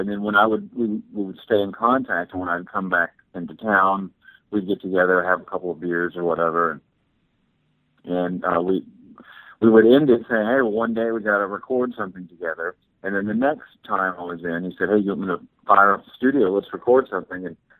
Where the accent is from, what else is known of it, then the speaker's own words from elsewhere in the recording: Texas, United States; I had a heavy band when I grew up in Texas